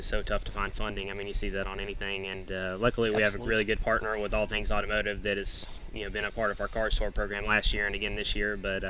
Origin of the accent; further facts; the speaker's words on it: Nashville, Tennessee, United States; moved away; because I grew up racing in Tennessee at Nashville Fairgrounds. That's kind of where I watched races. And then moving out here